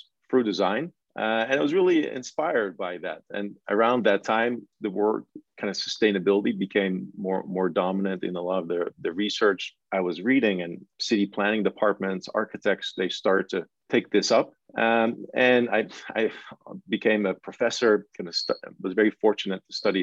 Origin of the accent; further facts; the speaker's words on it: Netherlands; moved away as an adult; also born or lived in Delft, Netherlands; now in New York, United States; I'm actually originally from the Netherlands. I went to architecture school in Delft